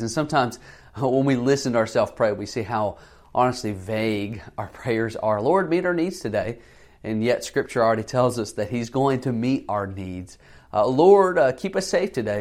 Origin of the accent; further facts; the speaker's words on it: the South, United States; I grew up in the South